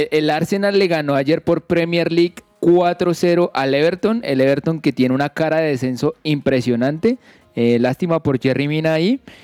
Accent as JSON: {"language": "Spanish", "country": "Colombia"}